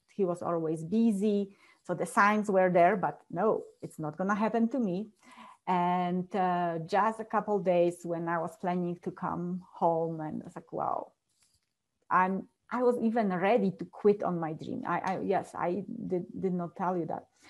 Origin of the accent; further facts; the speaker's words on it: Poland; English is a second language; now in Colorado, United States; I was born and raised in a very small village back in Poland